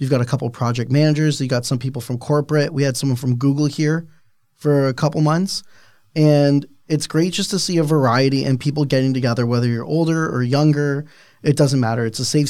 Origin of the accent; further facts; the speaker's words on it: Niagara, Ontario, Canada; I don't know about you, but I'm from Niagara.